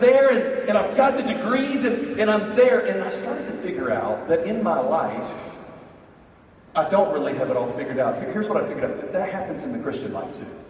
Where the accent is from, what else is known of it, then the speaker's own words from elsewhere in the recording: Birmingham, Alabama, United States; I'm from Birmingham, Alabama